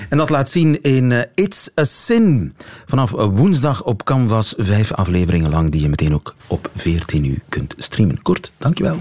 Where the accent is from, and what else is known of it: East and West Flanders, Belgium